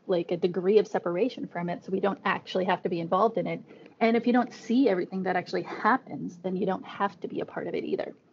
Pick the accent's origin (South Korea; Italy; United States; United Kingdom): United States; Alaska; we're all from Alaska, so indigenous of different Arctic communities